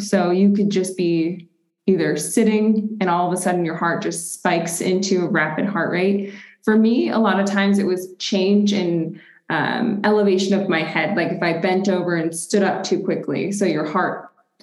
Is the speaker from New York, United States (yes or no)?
yes; Rochester, New York, United States; now in Denver, United States; I'm originally from Rochester, New York. So Western New York, we like to say we're honorary Canadians